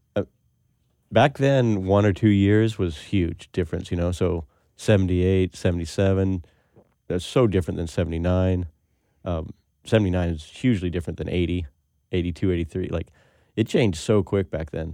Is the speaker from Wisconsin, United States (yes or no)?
no; Alhambra, California, United States; also born or lived in Pasadena; I was born in Pasadena and lived in Alhambra my whole life